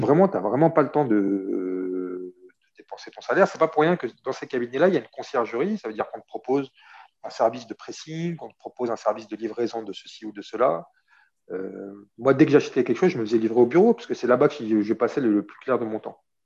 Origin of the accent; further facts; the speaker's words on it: Saint-Denis, Île-de-France, France; moved away as an adult; also born or lived in Oran, Algeria / Skikda, Algeria / Algiers, Algeria / Paris, France; now in Marseille, France; j'ai grandi à Saint-Denis. Toute mon adolescence et l'âge adulte euh, à Saint-Denis, avant de m'installer à Marseille